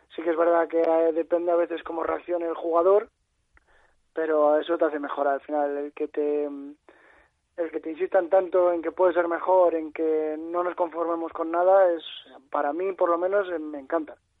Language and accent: Spanish; La Cistérniga, Castile and León, Spain; also born or lived in Palencia; es mi pueblo y donde vivo y donde me he criado